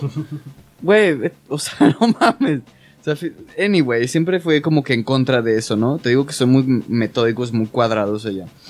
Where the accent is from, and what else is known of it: Mexico